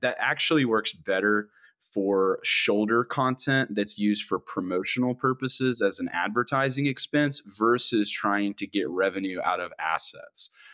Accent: Georgia, United States; I'm I'm originally from Georgia

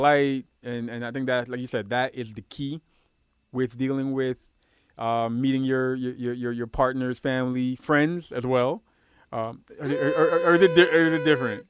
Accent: New York City, New York, United States; also born or lived in Guyana; I grew up in Brooklyn.

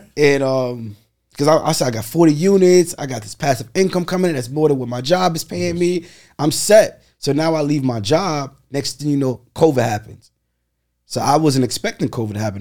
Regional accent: New York City, New York, United States; Born and raised in Brooklyn

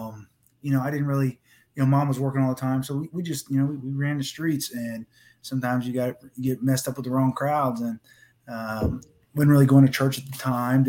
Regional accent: Coshocton, Ohio, United States; I was born in Coshocton, Ohio, so that's where I was born. It's a pretty small town with good old-fashioned ethics and hard work, blue collar. And so, you know, I grew up with that mentality my whole life

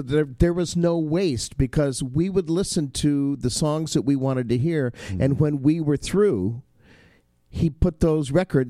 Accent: Inglewood, California, United States; I grew up in Inglewood, California.

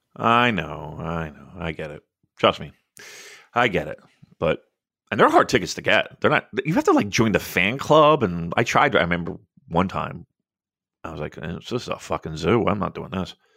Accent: United States; I'm an American from afar

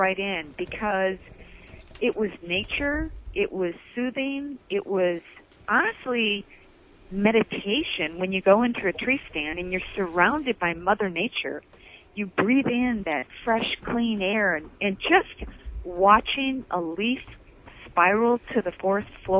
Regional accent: Michigan, United States; Born and raised in Michigan

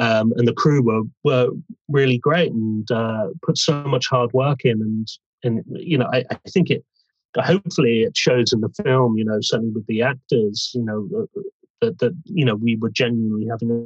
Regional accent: Bournemouth, South West England, United Kingdom; now in London, United Kingdom; I'm from Bournemouth originally. I've lived in London for years

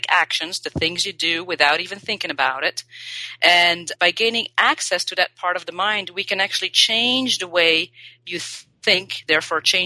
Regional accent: Belgium; also born or lived in Paris, France / Australia; now in Los Angeles, United States; I was born and raised in Belgium

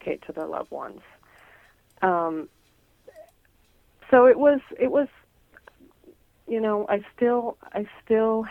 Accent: Nebraska, United States; when I was a little girl. Mm-hmm. Growing up in Nebraska.

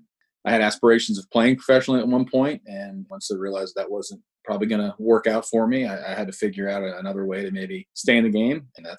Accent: New England outside of Boston, Massachusetts, United States; moved away as an adult; now in Atlanta, United States; So I grew up in New England outside of Boston.

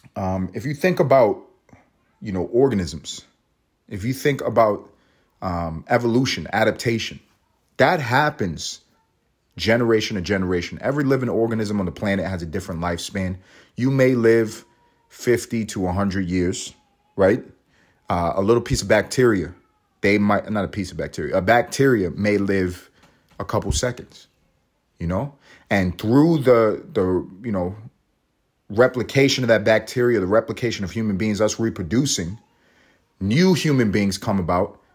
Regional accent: New York, United States; also born or lived in Los Angeles; now in Georgia, United States; I'm in Georgia, but I'm from New York. I, I lived in Los Angeles.

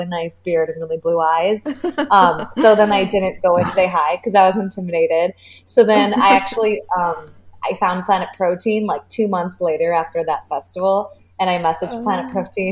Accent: Chicago, Illinois, United States; now in Miami, United States; I'm from Chicago

